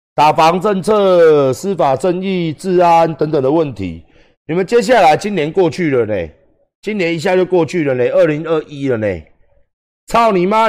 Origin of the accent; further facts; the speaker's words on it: Taiwan; 我们台湾人能获到什么样的利益？